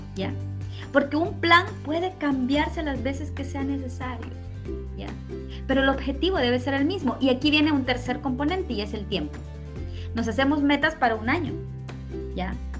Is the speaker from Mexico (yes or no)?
no; Honduras; soy hondureña y en este momento estoy en mi país, ¿verdad? Estoy aquí en Honduras